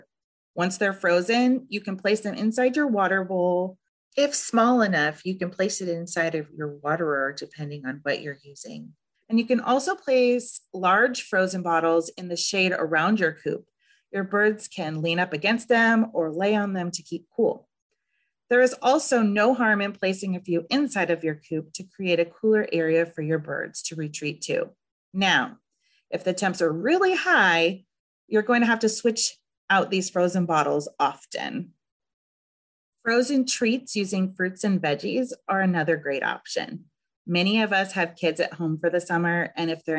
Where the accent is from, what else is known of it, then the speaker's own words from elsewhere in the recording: Southern California, United States; also born or lived in Northeast Ohio; now in Ohio, United States; I am originally from Southern California, where triple digits in the summertime were expected.